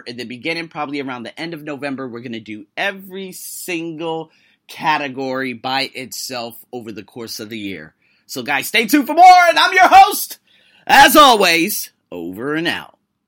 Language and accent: English; United States; I am an American with a number, probably a half dozen plus heritages